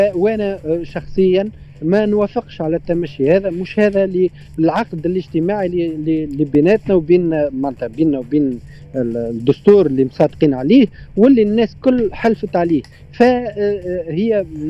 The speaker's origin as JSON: {"language": "Arabic", "country": "Tunisia", "said": "كتونسي وانا تونسي حر"}